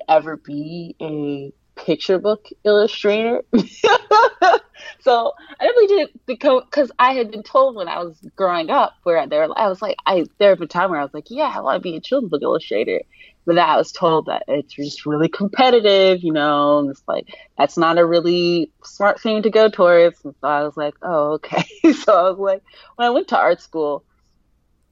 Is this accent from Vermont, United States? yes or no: no; Columbus, Ohio, United States; I grew up in Columbus, Ohio